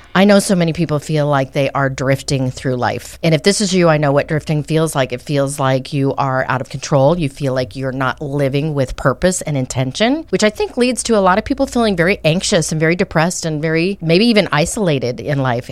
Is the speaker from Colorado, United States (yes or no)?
yes; Colorado, United States; also born or lived in Arizona; now in Oklahoma, United States; I grew up in Colorado.